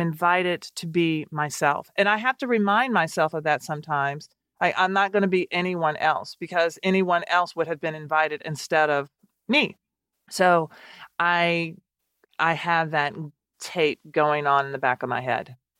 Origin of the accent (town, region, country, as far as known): Nashville, Tennessee, United States; born or raised there; moved away as an adult; now in Washington, D.C., United States